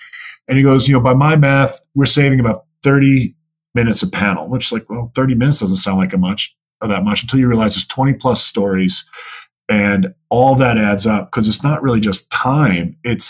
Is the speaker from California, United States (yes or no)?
no; New York, United States; He might punch you, because I was growing up in New York.